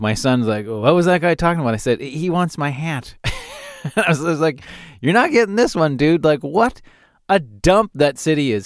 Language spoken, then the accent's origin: English; Calgary, Alberta, Canada; I grew up in Calgary